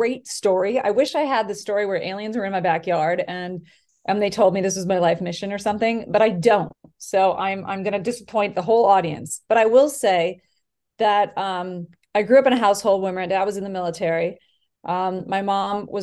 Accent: Wisconsin, United States; moved away as an adult; also born or lived in Los Angeles; I went to school for TV and film in the University of Wisconsin because I'm from Wisconsin. And then I moved out

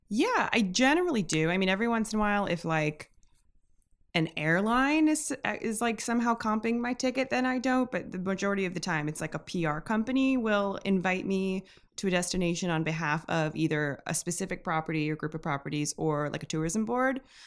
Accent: Milwaukee, Wisconsin, United States; also born or lived in Williamsburg, Brooklyn; now in New York, United States; originally from Milwaukee, but I live, like, a ten minute walk away.

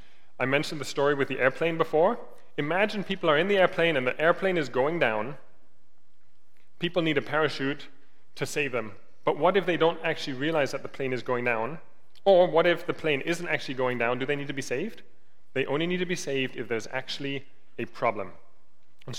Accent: Germany; moved away; I grew up in Germany

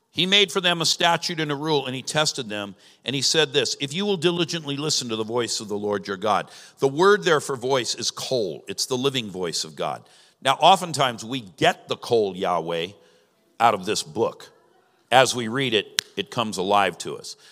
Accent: Southern California, United States; now in Ohio, United States; I'm from Southern California, and most of Southern California's desert.

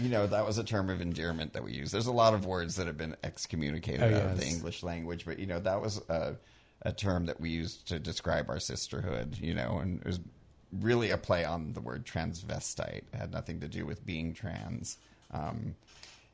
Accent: San Francisco, California, United States; moved away as an adult; I was born in San Francisco, grew up all over the Bay Area, spent most of my adult life in San Francisco

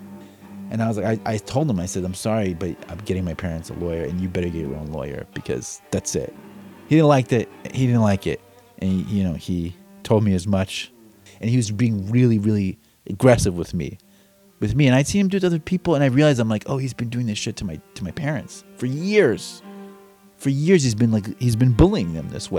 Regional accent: United States; I was born in the United States

